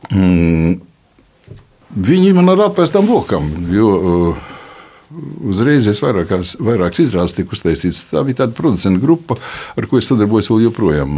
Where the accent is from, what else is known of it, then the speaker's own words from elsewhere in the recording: Latvia; es esmu tāds pats latviečs.